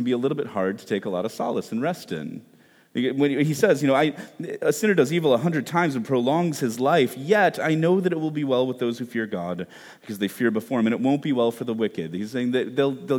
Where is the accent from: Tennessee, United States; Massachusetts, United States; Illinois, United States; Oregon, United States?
Illinois, United States; Chicago; moved away as an adult; now in Washington, D.C., United States; I grew up in Chicago, that was home